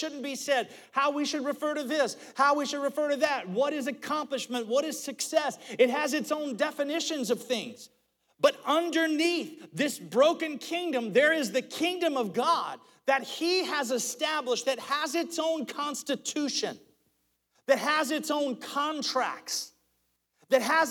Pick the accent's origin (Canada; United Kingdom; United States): United States; as an American citizen, I was born here, this is my country